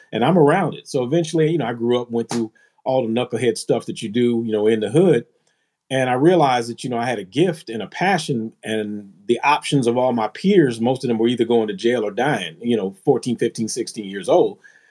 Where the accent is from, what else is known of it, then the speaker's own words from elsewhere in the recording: Philadelphia, Pennsylvania, United States; born there; Well, growing up for me, man, I was born in Philly. My dad was from Philly, and my mom is from New York.